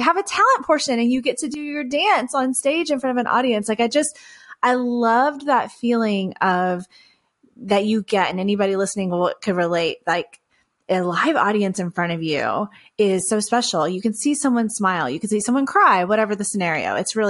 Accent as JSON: {"language": "English", "region": "Texas", "country": "United States", "said": "I come from Texas. I still live in Texas. I actually live in the city of Houston now, and with my husband and our two kiddos"}